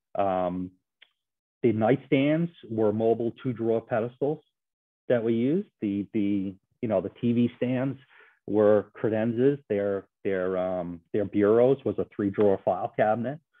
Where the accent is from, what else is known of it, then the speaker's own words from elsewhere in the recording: Bridgewater, United States; my hometown of Bridgewater